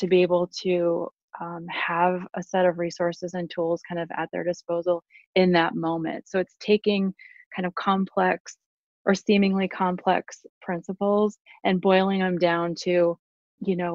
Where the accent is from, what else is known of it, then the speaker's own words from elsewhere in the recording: Southwest Wisconsin, United States; I grew up in Southwest Wisconsin, so very rural